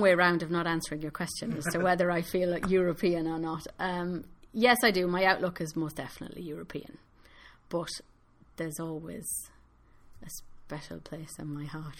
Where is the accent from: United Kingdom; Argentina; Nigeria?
United Kingdom; moved away as an adult; now in Ireland; I no longer have a vote in the UK, so I it's a decision that is imposed on me as a British citizen